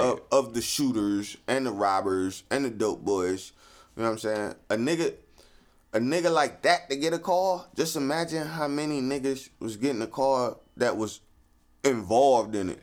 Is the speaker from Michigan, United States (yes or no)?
no; Cleveland, Ohio, United States; growing up in Cleveland